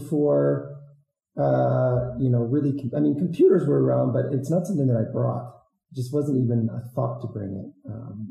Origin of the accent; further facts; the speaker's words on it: a smaller town in Illinois, United States; also born or lived in Iowa / Madagascar; I'm from the Midwest, a smaller town in Illinois.